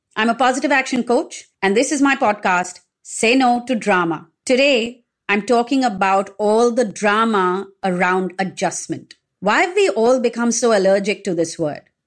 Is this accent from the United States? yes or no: no; India; also born or lived in Mumbai; If I was to move from India